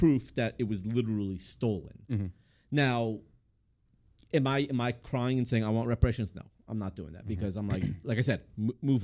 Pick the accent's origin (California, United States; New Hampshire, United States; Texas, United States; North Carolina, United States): California, United States; Los Angeles; I was born in Los Angeles, 38 years old.